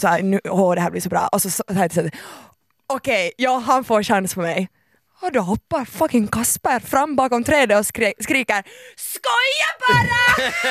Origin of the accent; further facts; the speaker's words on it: Finland; jag är finlandssvensk